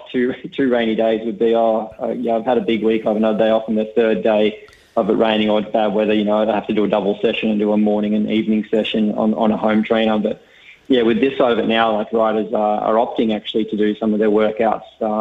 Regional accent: Tasmania, Australia

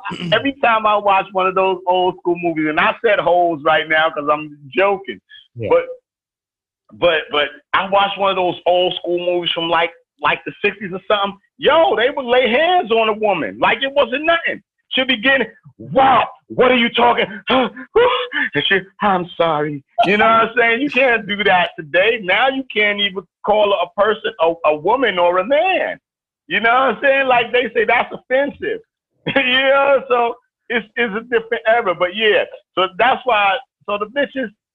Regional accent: New York City, New York, United States; I'm from East New York. I'm from the crack era where literally murdering and I'm hanging out with murderers and this is the daily living

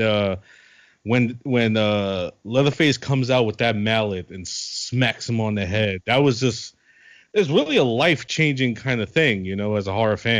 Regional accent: New York City, New York, United States; also born or lived in the Bronx; Yeah, I'm from Brooklyn. I live in the Bronx now, but I'm from Brooklyn.

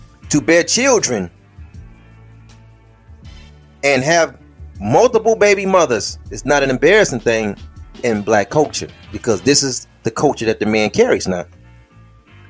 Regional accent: United States; us as American Negroes

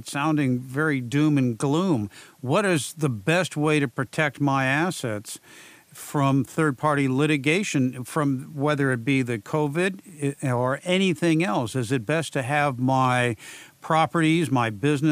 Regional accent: San Diego, California, United States; Gomez Legal Firm in San Diego, my hometown

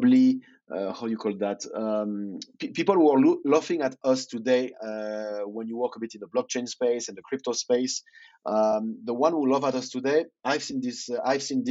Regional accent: Lyon, Auvergne-Rhône-Alpes, France; English is a second language; moved away as an adult; now in Malta; in Lyon, my home city

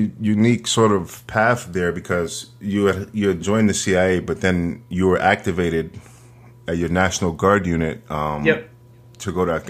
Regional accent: New York City, New York, United States; the neighborhood that I grew up in Northern Manhattan, you know, for a small area, I think something like 30 people died in the towers

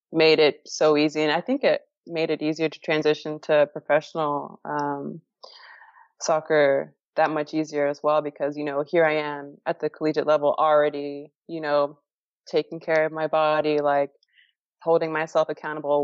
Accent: Florida, United States; moved away as an adult; also born or lived in Houston; my home state near my family

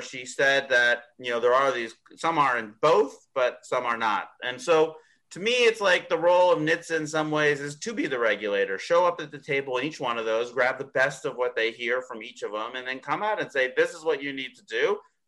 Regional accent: Canada; moved away; I'm originally from Canada

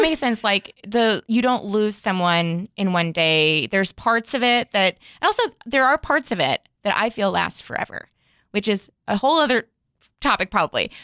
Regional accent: Chicago, Illinois, United States; now in West Hollywood, United States; I'm originally from Chicago

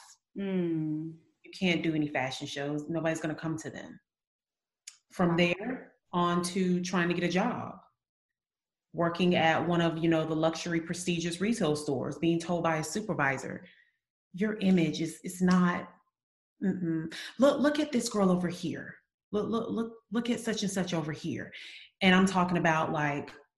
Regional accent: Eufaula, Alabama, United States; also born or lived in Birmingham, Alabama; I'm from Alabama, but not Birmingham. Yeah, another town called Eufaula, very small town

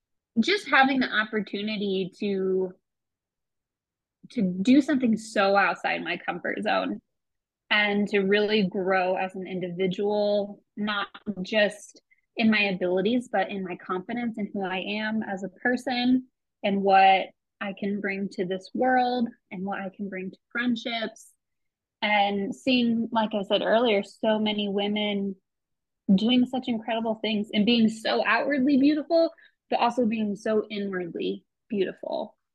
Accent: Midwest, United States; I grew up being homeschooled in the Midwest, and I come from a pretty abusive family.

